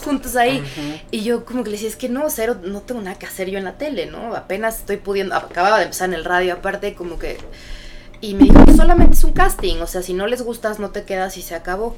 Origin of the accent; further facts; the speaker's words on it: Mexico City, Mexico; also born or lived in United States / Chicago; yo nací en Estados Unidos, pero desde chiquita crecí, viví en México, en la Ciudad de México, toda mi vida